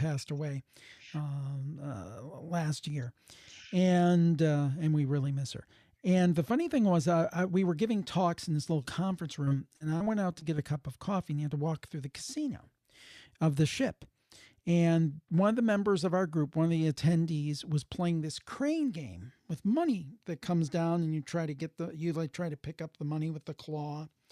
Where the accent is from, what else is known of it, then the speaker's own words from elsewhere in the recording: Cleveland, Ohio, United States; I'm from the Cleveland area